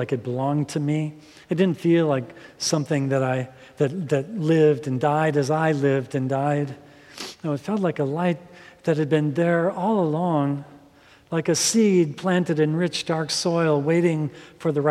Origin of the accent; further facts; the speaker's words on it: Minnesota, United States; growing up in Minnesota